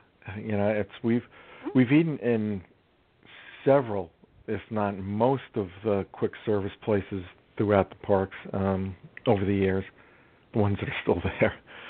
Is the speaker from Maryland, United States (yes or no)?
no; New York City, New York, United States; growing up in New York City